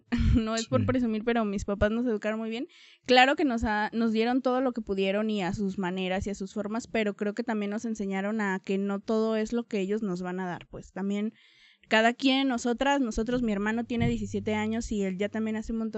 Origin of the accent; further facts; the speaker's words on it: Tonalá, Jalisco, Mexico; Soy de aquí de Tonalá. Siempre, siempre he vivido aquí en Tonalá. Em, viví en dos colonias, eh, pero siempre pues de Tonalá. Vivo en El Zapote.